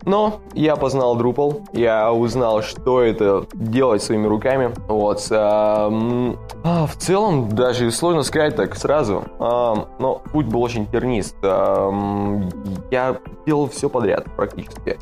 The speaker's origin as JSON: {"language": "Russian", "town": "Omsk", "region": "Omsk Oblast", "country": "Russia", "also_born_or_lived": "Ivanichi, Ukraine", "moved": "as an adult", "lives_now": "Lviv, Ukraine", "said": "я из Омска, но сейчас я во Львове"}